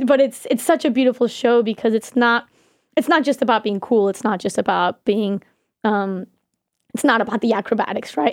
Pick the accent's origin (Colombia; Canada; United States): Colombia; moved away